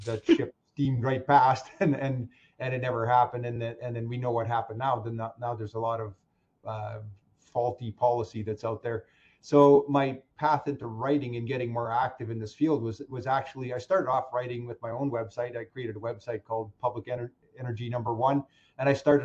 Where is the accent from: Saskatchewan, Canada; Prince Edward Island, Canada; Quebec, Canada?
Saskatchewan, Canada; moved away as an adult; now in Alberta, Canada; I'm from Saskatchewan, and my entire graduating class moved to Alberta